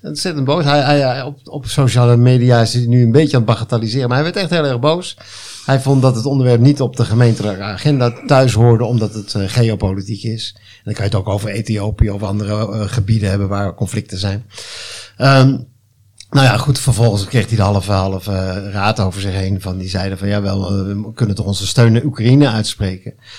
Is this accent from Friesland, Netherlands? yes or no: no; Hilversum, North Holland, Netherlands; now in Flevoland, Netherlands; woon daar met veel plezier, maar ja, ik kom thuis in Hilversum, daar ben ik geboren